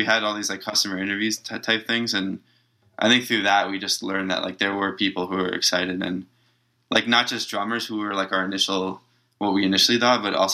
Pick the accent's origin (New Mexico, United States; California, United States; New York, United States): New York, United States; Long Island; I grew up in Long Island in New York